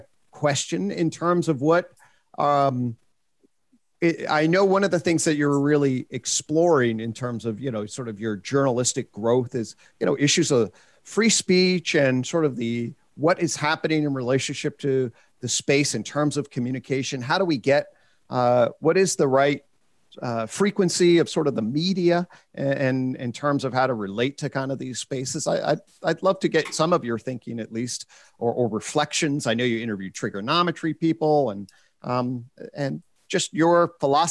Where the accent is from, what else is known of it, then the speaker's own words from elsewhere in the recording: United States; as an American